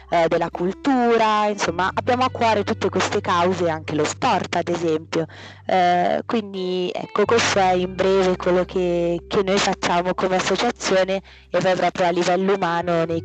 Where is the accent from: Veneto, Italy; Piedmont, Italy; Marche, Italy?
Piedmont, Italy; Vercelli; moved away as an adult; ufficialmente vengo da Vercelli che è una piccola provincia del Piemonte, ma inizio università mi sono trasferita a Milano